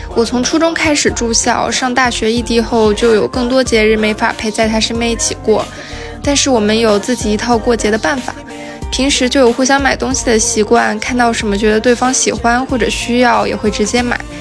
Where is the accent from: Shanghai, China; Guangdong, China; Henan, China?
Guangdong, China; Shenzhen; moved away; 我一个土生土长，深圳人